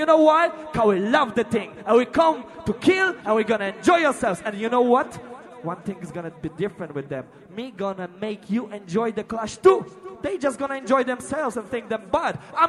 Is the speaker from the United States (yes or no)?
no; Wrocław, Lower Silesian Voivodeship, Poland; I come from Poland, a root boy area in a Breslau town from downtown.